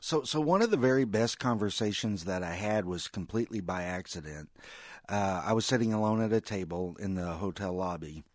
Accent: Missouri, United States; We're all from Missouri

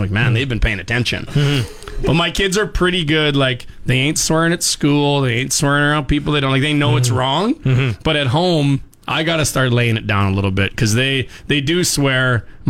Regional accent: Regina, Saskatchewan, Canada; growing up in Regina.

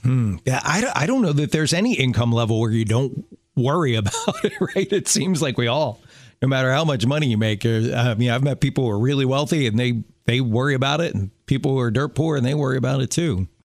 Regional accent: Maryland, United States; I learned to drive in Maryland

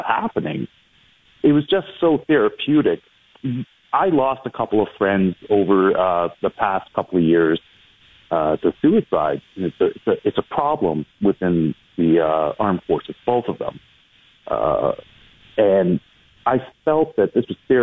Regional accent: Brampton, Ontario, Canada; now in Toronto, Canada; I grew up in Brampton

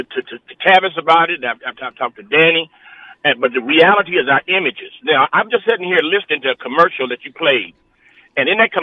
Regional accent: Los Angeles, California, United States; I'm 73 years old. Yeah. I grew up in Watts, and I watched this neighborhood go from a predominantly white neighborhood we was like one of three families black that lived on 105th Street.

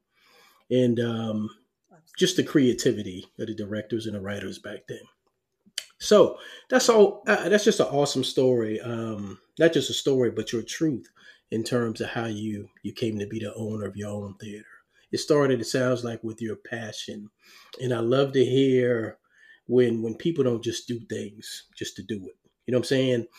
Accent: New York City, New York, United States; I was born in Harlem, New York. We lived on the 14th floor in the projects.

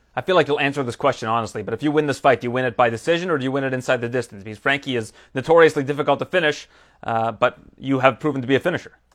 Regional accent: Canada; as a Canadian

